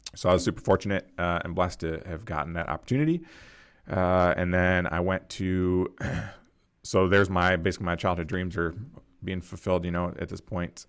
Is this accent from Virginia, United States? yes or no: no; Rochester, New York, United States; I grew up in Rochester, New York, so Western, Western New York